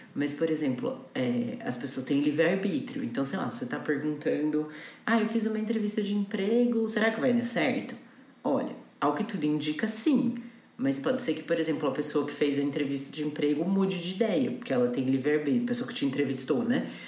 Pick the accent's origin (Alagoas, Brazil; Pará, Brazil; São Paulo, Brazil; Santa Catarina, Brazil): São Paulo, Brazil; Campinas; eu nasci numa quarta-feira, dia 9 de outubro, ao meio-dia em Campinas